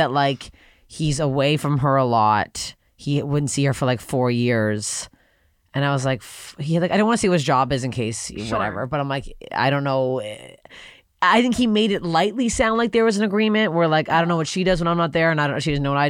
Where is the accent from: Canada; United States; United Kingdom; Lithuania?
Canada; Toronto, Ontario; I'm not from LA. I'm from Toronto